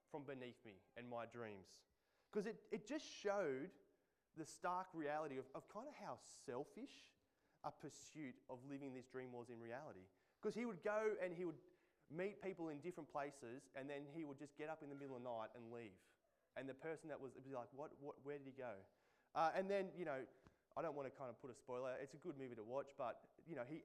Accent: Central Coast, New South Wales, Australia; I grew up on the Central Coast

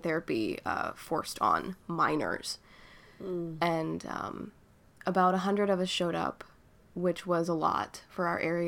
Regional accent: Virginia, United States; moved away as an adult; now in Philadelphia, United States; being young and queer in Virginia

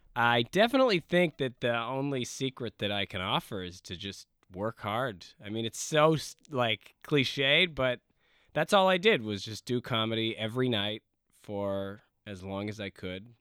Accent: Ladner, British Columbia, Canada; moved away as an adult; now in Los Angeles, United States; I grew up in Ladner, which is right. about forty five minutes outside of the city

